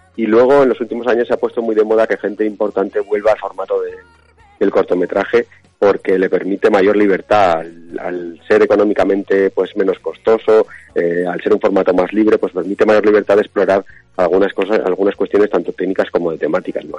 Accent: Aragon, Spain

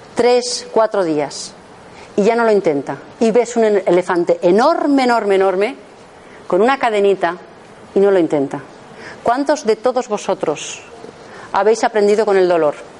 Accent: Madrid, Community of Madrid, Spain; yo soy de Madrid, trabajo en Madrid

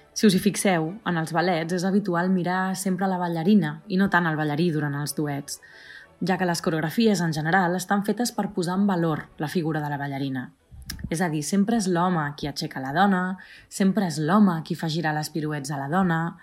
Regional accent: Vilassar de Mar, Catalonia, Spain; moved away; also born or lived in Switzerland; Vaig acabar la meva formació de clàssic a la meva escola de dansa de tota la vida de Vilassar de Mar

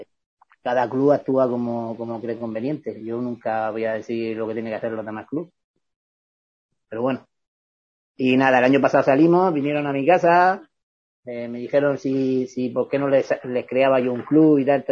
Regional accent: Vega Baja, Valencian Community, Spain; moved away as an adult; also born or lived in Elche; yo soy de la Vega Baja, yo no soy de Elche

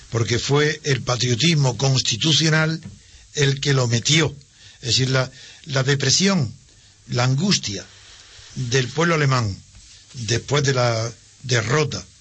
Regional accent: Spain; como españoles

